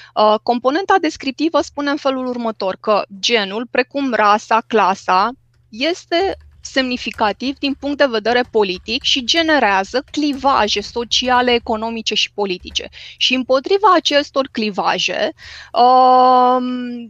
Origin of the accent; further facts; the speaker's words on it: Romania; m-am născut în România